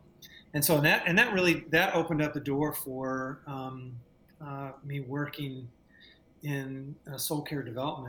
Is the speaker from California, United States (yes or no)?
yes; Southern California, United States; moved away as an adult; also born or lived in San Jose; I moved from Southern California, where, you know, you and I both were raised, and up to the Bay Area